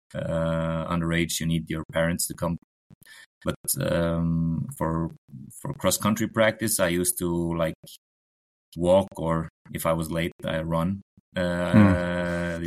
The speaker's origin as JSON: {"language": "English", "region": "Oslo", "country": "Norway", "tie": "born or raised there", "also_born_or_lived": "Lillehammer", "second_language": "English", "said": "I'm um, Norwegian. Uh, growing up in Oslo, uh, not far from the Holmenkollen oh. arena."}